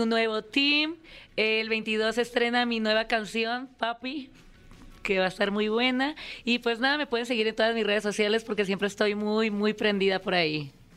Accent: Tijuana, Baja California, Mexico; En Tijuana, Baja California, mi tierra.

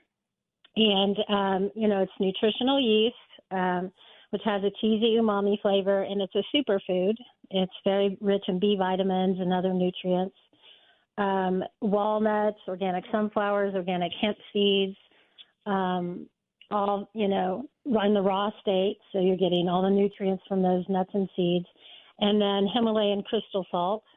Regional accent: Oklahoma City, Oklahoma, United States; I'm from Oklahoma City

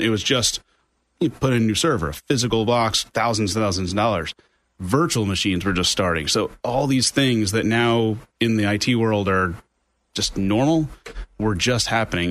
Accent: Orange County, New York, United States; moved away as an adult; also born or lived in Albany, New York; I'm originally from Orange County, New York

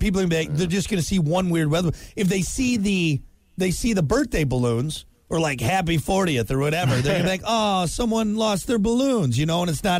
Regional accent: United States; we're American.

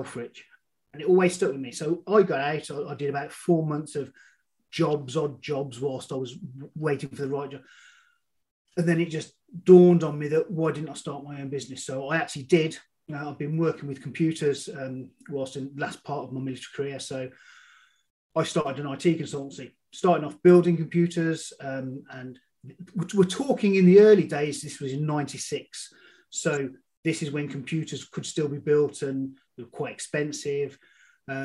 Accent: Birmingham, West Midlands, United Kingdom; I'm from Birmingham, UK, not Alabama. I was brought up on an estate in Birmingham.

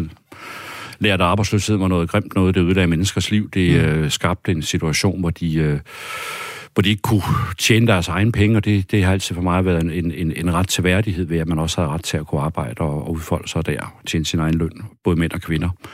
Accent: Fjellerup, Central Denmark Region, Denmark; also born or lived in Copenhagen; jeg kæmper for den egen, jeg er født og opvokset med, altså min kærlighed til mit hjemsted

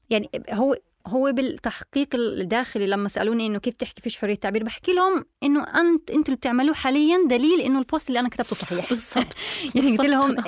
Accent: West Bank, Palestine; now in Germany; أنا من الضفة الغربية

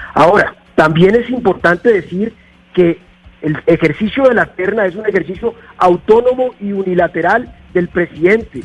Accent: Montelíbano, Córdoba, Colombia; Vengo de una región afectada por el conflicto armado, donde hay 350 mil víctimas, el sur del departamento de Córdoba. Yo soy de Montelíbano.

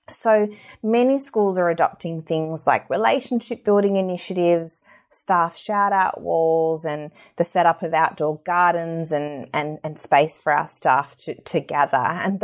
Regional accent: Tasmania, Australia; I've been to every state across Australia except Tasmania, which is my home state.

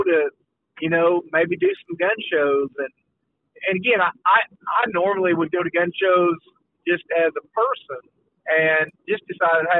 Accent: Oklahoma, United States; also born or lived in Granite City, Illinois; I was born in Granite City, February 18, 1971. My grandfather was a pastor in Collinsville. I think I was about 6 months old. My family moved here to Oklahoma

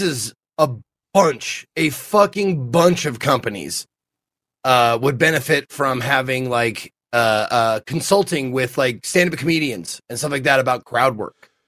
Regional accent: Montana, United States; I'm from Montana

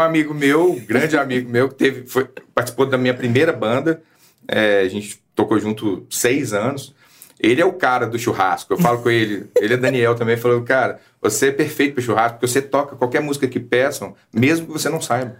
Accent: Belo Horizonte, Minas Gerais, Brazil; a gente está falando da terra, do, onde eu cresci

